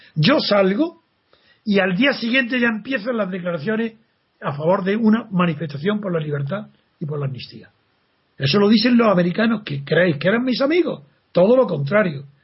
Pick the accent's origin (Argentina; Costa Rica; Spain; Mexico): Spain; Como español.